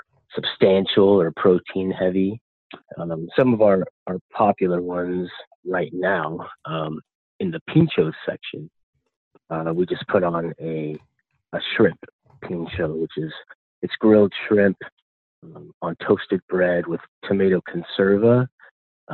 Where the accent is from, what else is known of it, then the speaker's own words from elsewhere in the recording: Spain; now in Portland, United States; I'm originally from Spain